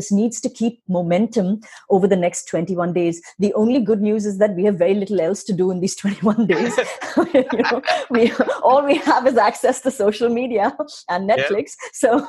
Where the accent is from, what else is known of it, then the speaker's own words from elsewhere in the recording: India; you're American, I'm Indian.